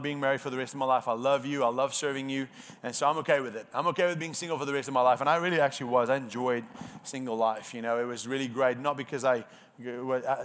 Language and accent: English; South Africa; first language Afrikaans; English is a second language; moved away; I'm Afrikaans, so my first language is not